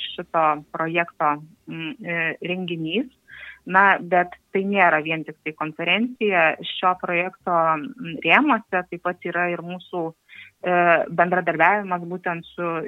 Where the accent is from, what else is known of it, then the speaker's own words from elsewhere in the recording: Druskininkai, Alytus County, Lithuania; esu tikriausiai tikra dzūkė, nes esu iš druskininkų, gimusi druskininkuose, augusi druskininkuose, šiuo metu gyvenanti Lietuvoje.